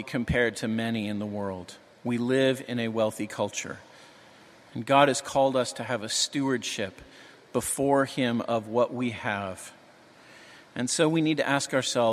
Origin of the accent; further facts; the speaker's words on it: New England, United States; I'm from New England.